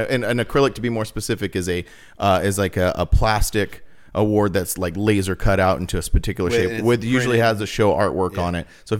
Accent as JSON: {"language": "English", "area": "the High Desert", "region": "California", "country": "United States", "tie": "born or raised there", "said": "I was born at St. Mary's Hospital. Okay. Yeah. I am like the true definition of a desert rat. I'm like born here. I'm raised here. And now I'm raising my kids here."}